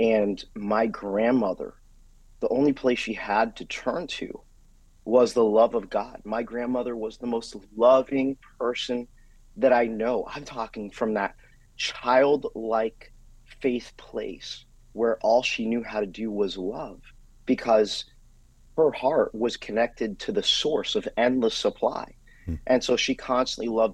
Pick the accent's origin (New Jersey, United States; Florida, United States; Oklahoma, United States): Florida, United States; South; I grew up here in South Florida